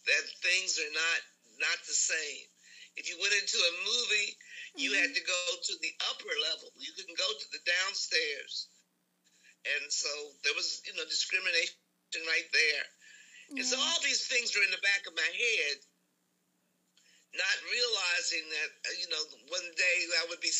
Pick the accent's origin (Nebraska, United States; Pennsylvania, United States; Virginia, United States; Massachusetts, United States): Virginia, United States; Richmond; also born or lived in Lawrenceville, Virginia; we moved from Lawrenceville to Richmond. And so that's when we moved to a home in Northside, Griffin Avenue, not far from the Virginia Union campus